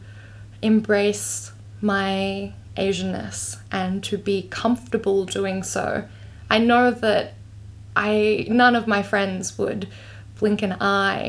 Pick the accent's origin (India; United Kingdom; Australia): Australia; Melbourne, Victoria; I grew up in Australia